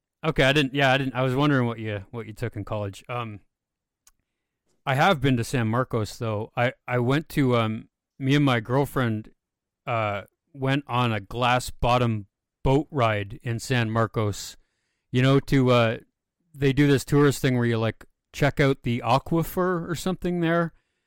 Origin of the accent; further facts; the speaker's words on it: near Toronto, Ontario, Canada; I'm from near Toronto